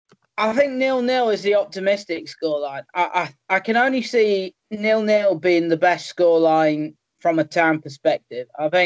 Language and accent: English; Crewe, North West England, United Kingdom; my hometown club, Crewe.